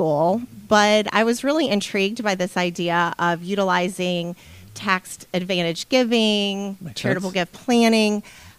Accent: Kentucky, United States; from Kentucky.

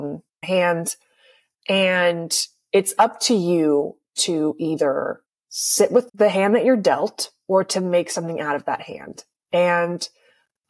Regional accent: a tiny town in California, United States; moved away as an adult; also born or lived in San Diego, United States; now in New York, United States; I'm from a tiny town in California

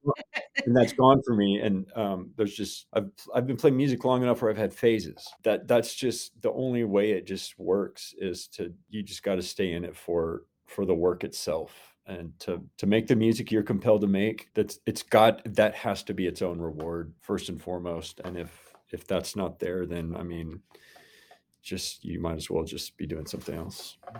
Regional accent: Inola, Oklahoma, United States; also born or lived in Brooklyn, New York / Norman, Oklahoma; I grew up in the Tulsa area and came to O U for school

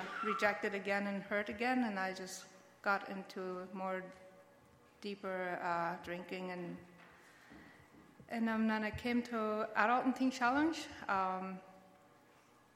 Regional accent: Mexico; now in Canada; I was born and raised in Mexico

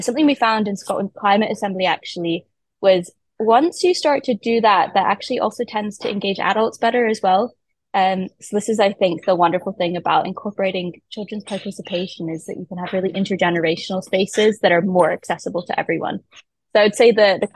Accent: Canada; moved away; I grew up in Canada where politics works a little bit differently

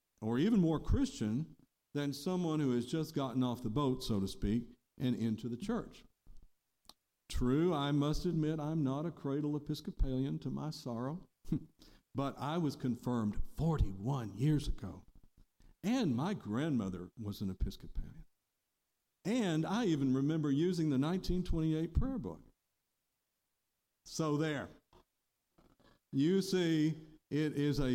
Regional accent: United States; I was born here, and most of my immigrant ancestors came here before the revolution.

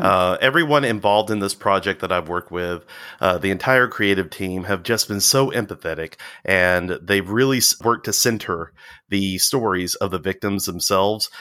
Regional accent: Walker County, Alabama, United States; also born or lived in England; I grew up in the Walker County area

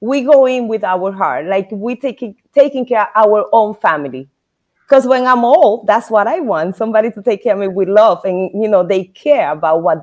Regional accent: Dominican Republic; also born or lived in New York; now in Naples, United States; But I am from the Dominican Republic.

